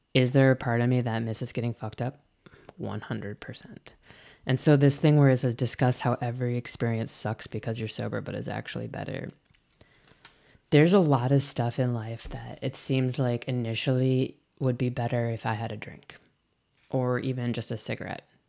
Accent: Midwest, United States; also born or lived in Illinois; now in San Francisco Bay Area, United States; I'm from the Midwest

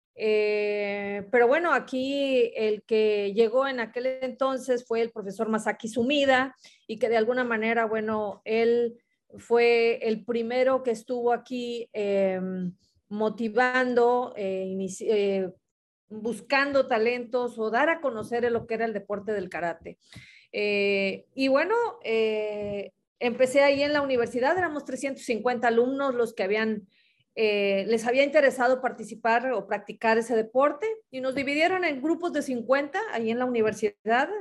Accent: Ciudad Madero, Tamaulipas, Mexico; soy de Tamaulipas, eh, de Ciudad Madero, aquí cerquita de la playa

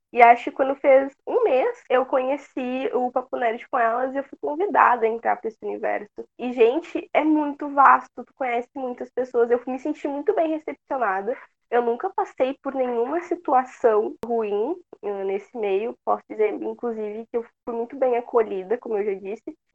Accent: Rio Grande do Sul, Brazil; Uh, eu sou aqui do Rio Grande do Sul

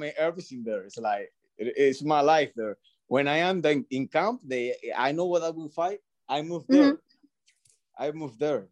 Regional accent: Dominican Republic; English is a second language; now in Miami, United States; I learned English in Dominican

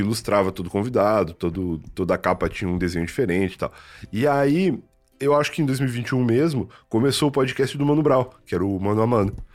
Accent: Rio Grande, Rio Grande do Sul, Brazil; also born or lived in Santa Vitória do Palmar; now in São Paulo, Brazil; eu sou de Rio Grande

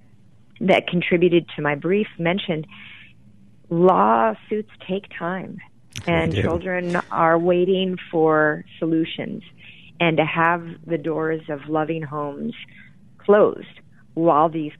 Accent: Grand Rapids, Michigan, United States; where I grew up in Grand Rapids, Michigan

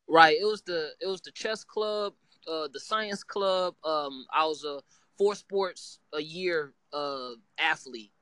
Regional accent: Gary, Indiana, United States; now in Evansville, United States; I am from Gary, Indiana

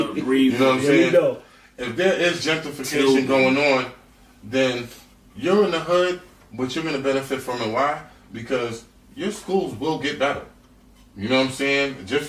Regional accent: New York City, New York, United States; Bed-Stuy is not what we grew up.

